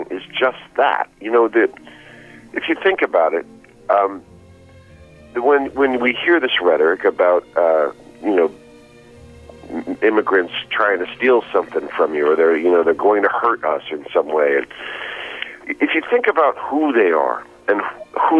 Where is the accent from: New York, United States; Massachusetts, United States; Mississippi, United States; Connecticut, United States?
New York, United States; New York City; I grew up in New York City with Irish and Italian immigrant children